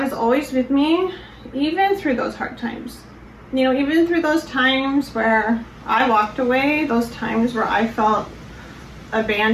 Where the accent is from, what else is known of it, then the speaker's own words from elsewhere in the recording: Colorado, United States; I grew up in Colorado and was very involved in my church.